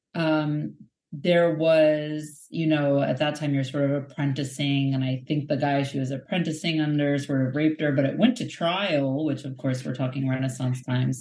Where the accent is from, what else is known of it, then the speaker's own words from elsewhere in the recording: United States; speaking as an American